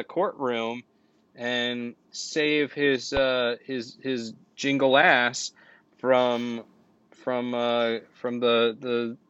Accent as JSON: {"language": "English", "region": "Florida", "country": "United States", "tie": "born or raised there", "said": "when I was growing up on George Street in Florida"}